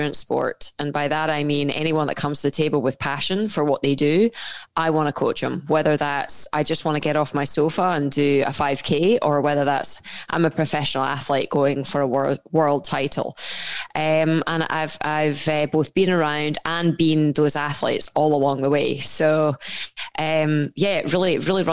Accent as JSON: {"language": "English", "region": "Scotland", "country": "United Kingdom", "tie": "born or raised there", "accent": "Scottish", "said": "grew up in a Scottish household, as you can tell from my accent."}